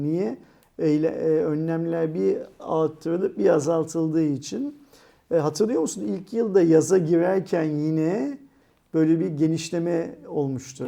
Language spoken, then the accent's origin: Turkish; Istanbul, Turkey; Sultanahmet, Sirkeci, Eminönü, Aksaray yerler. falan gibi benim doğup büyüdüğüm yerler olduğu için burası